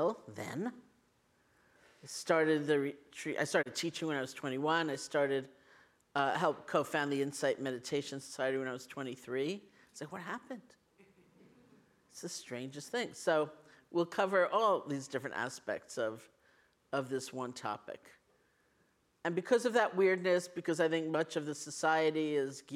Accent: New York City, New York, United States; born or raised there

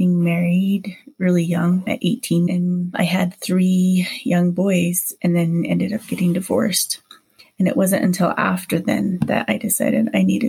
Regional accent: Hawaii, United States; also born or lived in Provo, United States; now in Utah, United States; I was born in Provo, Utah when my parents were here just for a short stay and then moved back to Hawaii. My family moved here when my dad decided he wanted us to have a better education.

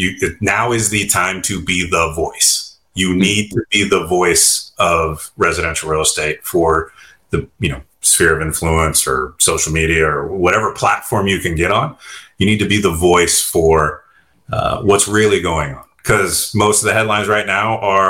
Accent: California, United States; I'm born and raised in California. I like it here

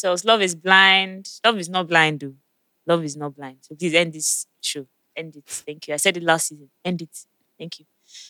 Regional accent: Lagos, Nigeria; if you're from Lagos, like some of us

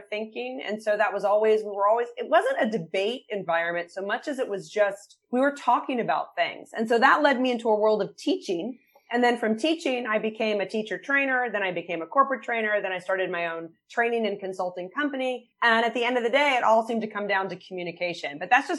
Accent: Bethesda, Maryland, United States; I grew up right outside of Washington, D.C. in an area called Bethesda

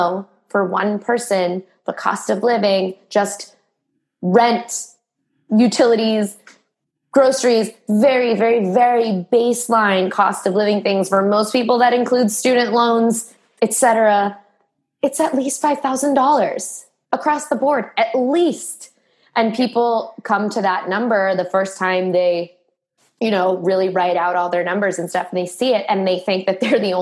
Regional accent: Boston, Massachusetts, United States; now in New York, United States; I live in New York, but I'm from Boston

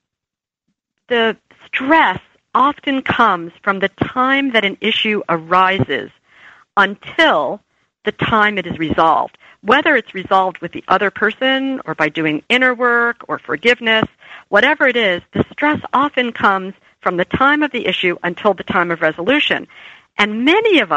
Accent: New Jersey, United States; I was from New Jersey

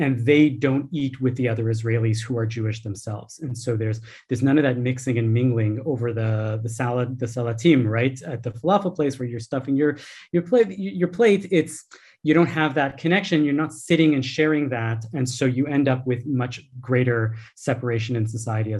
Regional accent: Canada; as a Canadian voter

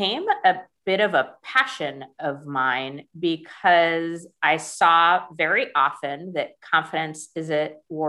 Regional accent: United States; as an American

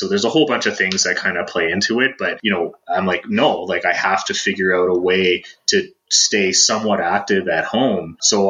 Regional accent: Toronto, Ontario, Canada; Like, I came from Toronto, you know, I'm not a hiker.

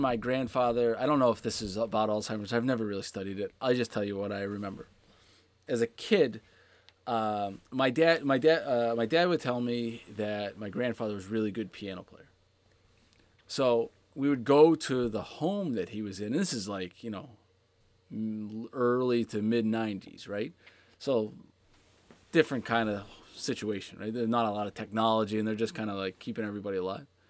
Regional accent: Pittsburgh, Pennsylvania, United States; I grew up in Pittsburgh in the late

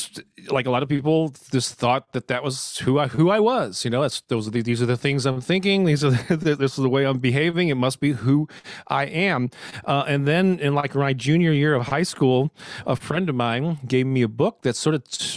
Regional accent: St. Louis, Missouri, United States; born and raised in St. Louis, Missouri, right in the heart of the Midwest here in the States. I've never lived anywhere else

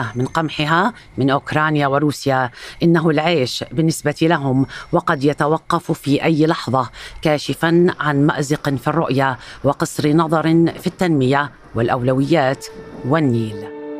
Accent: Egypt; انا كمواطن مصري

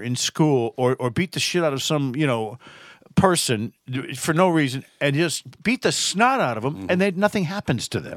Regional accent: Massachusetts, United States; I'm from Massachusetts

